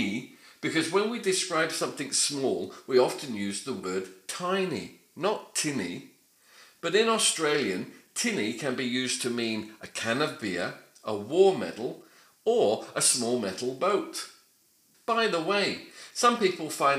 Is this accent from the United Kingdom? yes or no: yes; United Kingdom; I'm British